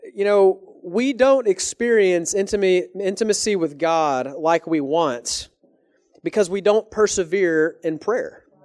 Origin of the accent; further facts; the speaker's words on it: Texas, United States; moved away as an adult; now in Canada; I'm from Texas